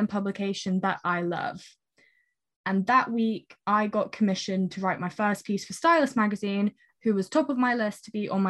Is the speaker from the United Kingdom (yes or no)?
yes; United Kingdom; as British people